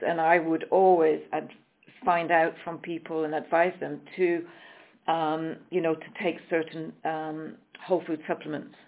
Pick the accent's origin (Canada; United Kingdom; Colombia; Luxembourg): United Kingdom; England; moved away as an adult; also born or lived in Switzerland; I'm coming from England, but I have lived many years um, in, in the country of Switzerland